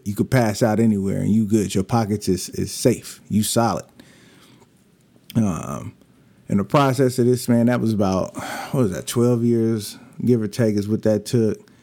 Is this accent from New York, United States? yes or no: no; Bakersfield, California, United States; moved away; also born or lived in Lancaster, California; I'm from Bakersfield, California